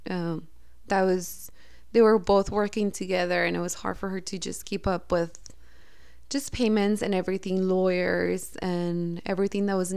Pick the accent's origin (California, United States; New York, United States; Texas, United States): Texas, United States; El Paso; born there; here in El Paso, Texas. My mom and my dad were living in Dallas.